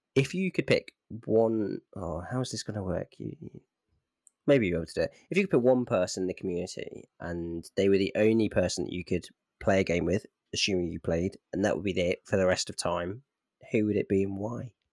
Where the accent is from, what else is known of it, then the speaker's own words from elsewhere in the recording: Midlands, United Kingdom; moved away; also born or lived in South of England; I'm from the Midlands